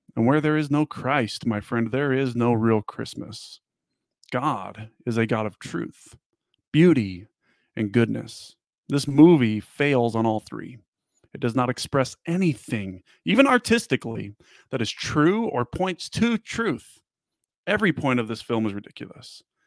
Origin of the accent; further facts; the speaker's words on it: Las Vegas, Nevada, United States; I grew up in Vegas